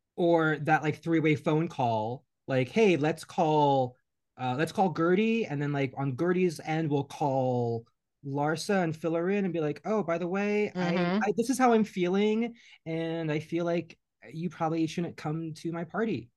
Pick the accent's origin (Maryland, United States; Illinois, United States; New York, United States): New York, United States; as a New Yorker